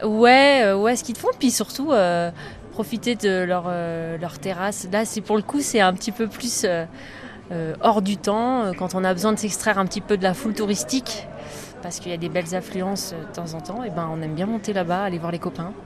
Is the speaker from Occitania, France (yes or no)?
no; Isère, Auvergne-Rhône-Alpes, France; now in Villard-de-Lans, France; je, suis née en Isère, je, suis l'Isère, je suis du coin